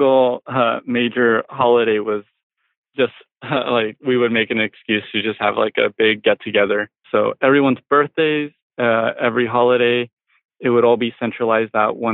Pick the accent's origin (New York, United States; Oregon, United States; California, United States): California, United States; Marysville; I grew up in Marysville